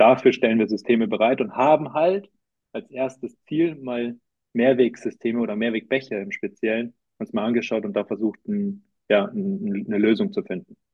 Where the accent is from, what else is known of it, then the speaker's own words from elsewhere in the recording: Munich, Bavaria, Germany; also born or lived in Cologne / Zurich; eigentlich komme ich aus München